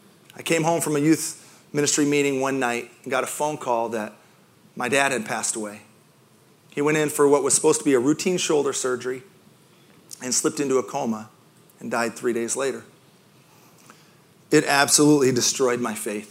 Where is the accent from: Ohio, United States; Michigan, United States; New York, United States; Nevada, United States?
Michigan, United States; Grand Rapids; I grew up in Grand Rapids, Michigan, which is about as much in a bubble as you can get